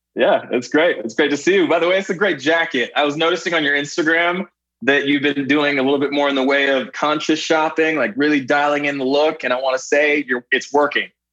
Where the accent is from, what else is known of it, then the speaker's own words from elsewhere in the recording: Canada; moved away as an adult; I grew up in Canada where we had our own version of MTV called Much Music